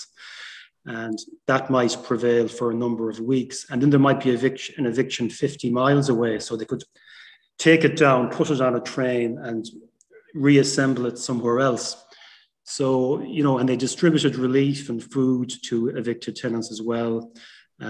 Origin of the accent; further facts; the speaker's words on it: Ireland; we had what we call a cultural revival here in Ireland